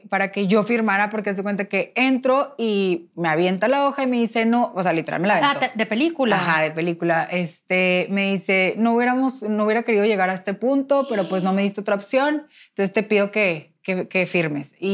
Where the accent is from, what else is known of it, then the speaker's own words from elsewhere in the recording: Monterrey, Nuevo León, Mexico; Entonces, pues yo, como buena regia, yo dije, no, yo no me voy a poner a rogar a nadie.